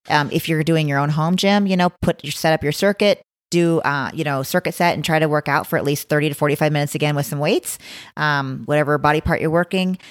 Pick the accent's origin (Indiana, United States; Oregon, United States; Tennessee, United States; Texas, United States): Oregon, United States; Blue River; moved away; I'm from a little town called Blue River, Oregon